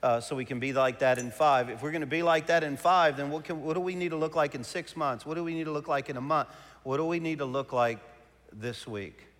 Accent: Cajun, Louisiana, United States; I'm a Cajun

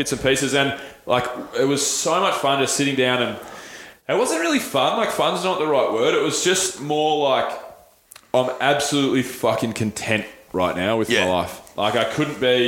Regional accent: Australia; I'm proud to be Australian

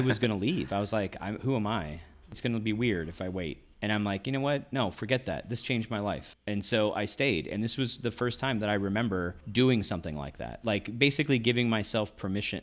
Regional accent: Owensboro, Kentucky, United States; moved away as an adult; also born or lived in Ohio / Pennsylvania / Orange County, California / Santa Cruz, California; when I was s, about six years old until I graduated high school, I lived in Kentucky

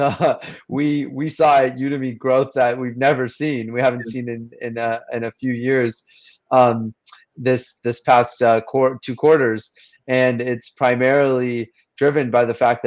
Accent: Fremont, California, United States; moved away as an adult; now in Oxford, United Kingdom; I grew up in Fremont

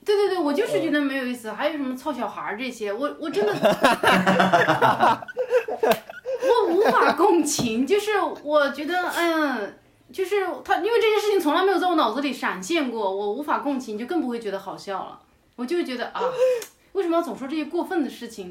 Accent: Yunnan, China; moved away as an adult; also born or lived in Thailand / Australia; 我也是云南人

